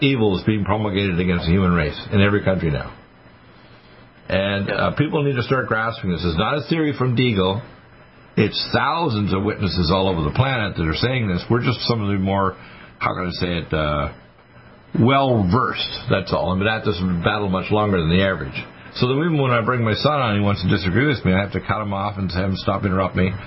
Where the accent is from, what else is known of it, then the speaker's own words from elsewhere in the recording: Detroit, Michigan, United States; I was born in Detroit, Michigan 69 years ago, this coming February 15th